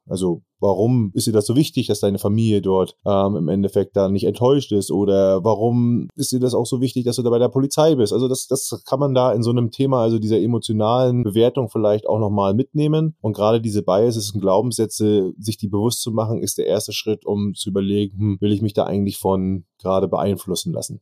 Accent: Northern Germany, Germany; sagt man bei uns im Norden

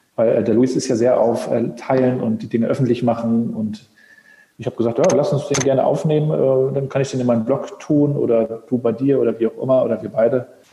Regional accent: Rostock, Mecklenburg-Vorpommern, Germany; Rostocker Jung

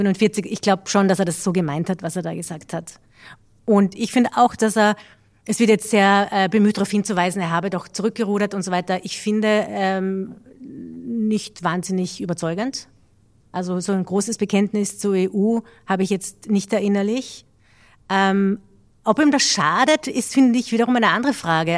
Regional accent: Austria; haben wir als Österreicher eine gewisse Geschichte mit peinlichen Episoden

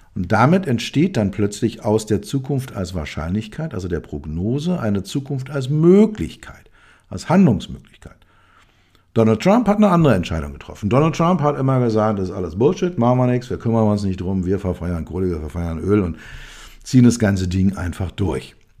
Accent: Berlin, Germany; als Berliner, als Westberliner, ähm, bin ich mit der Mauer groß geworden

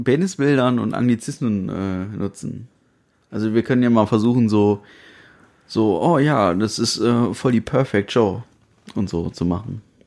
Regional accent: Germany; wo kommst du denn her? Ja, aus Deutschland

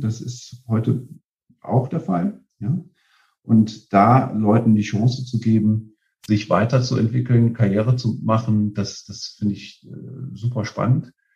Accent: Aachen, North Rhine-Westphalia, Germany; gebürtig aus Aachen

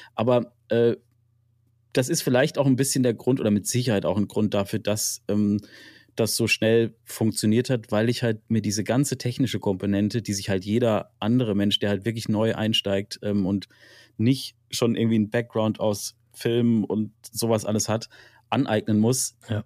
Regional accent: Freiburg, Baden-Württemberg, Germany; ich komme ursprünglich aus Freiburg

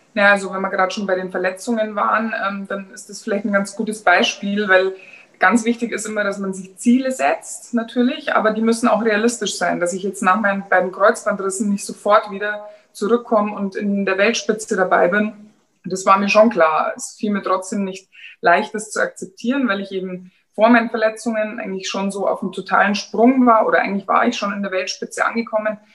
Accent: Germany; bei uns in Deutschland

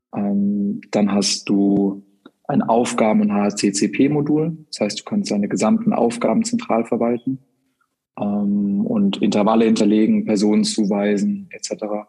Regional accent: Freiburg im Breisgau, Baden-Württemberg, Germany; moved away as an adult; now in Hamburg, Germany; bin gebürtig aus Freiburg im Schwarzwald und ähm, wohne aber seit mittlerweile zwölf Jahren in Hamburg

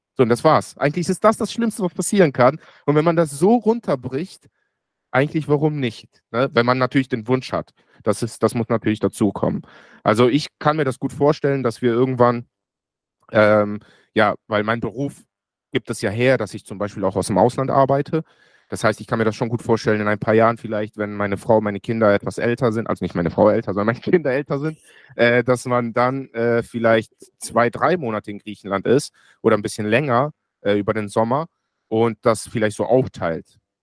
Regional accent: Germany; ich bin in Deutschland geboren und aufgewachsen

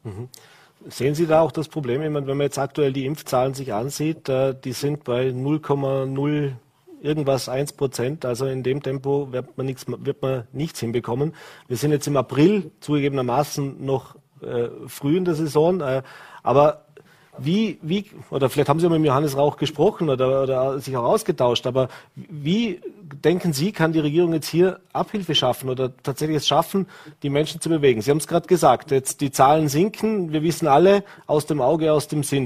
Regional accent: Vorarlberg, Austria; wir in Vorarlberg

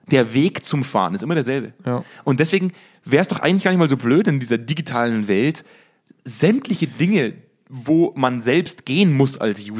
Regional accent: Bavaria, Germany; Oder wie wir das bei uns in Bayern nennen, Schnitzelhändler.

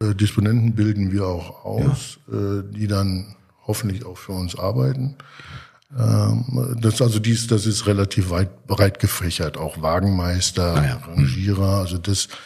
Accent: Germany; als Deutscher

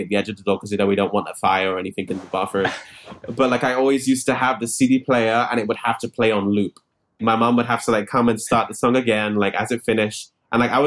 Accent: London, United Kingdom; I grew up in Wembley, in London.

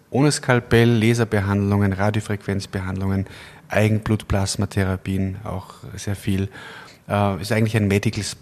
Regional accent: Kitzbühel, Tyrol, Austria; now in Linz, Austria; Äh, ich habe in Innsbruck studiert, bin in, in Kitzbühel aufgewachsen und habe dann äh, in Berlin erste

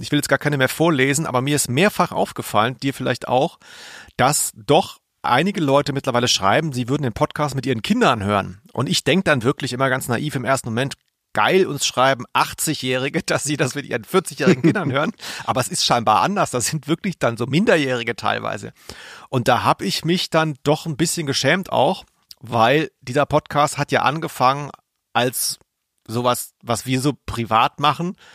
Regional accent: Swabia, Germany; ich als Schwabe

